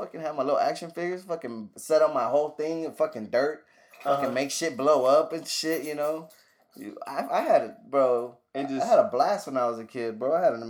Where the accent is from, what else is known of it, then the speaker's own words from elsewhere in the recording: Cuba; I'm Cuban